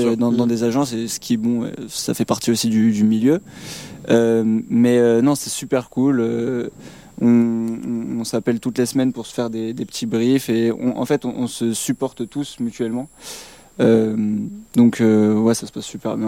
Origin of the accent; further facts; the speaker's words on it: Paris, Île-de-France, France; nous, on est jeunes, on vient de Paris